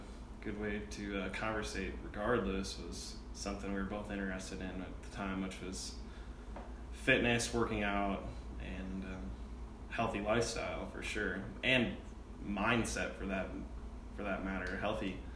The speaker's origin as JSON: {"language": "English", "region": "southeastern South Dakota", "country": "United States", "tie": "born or raised there", "moved": "as an adult", "lives_now": "Fort Collins, United States", "said": "I'm from a bigger town than Isaac, but southeastern South Dakota"}